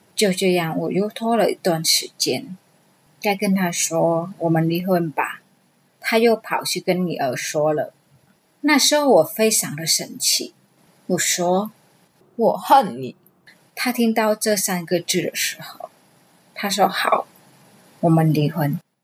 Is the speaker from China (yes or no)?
no; Vietnam; Chinese is a second language; moved away as an adult; now in Taiwan; 二十一岁那一年，我从越南嫁来台湾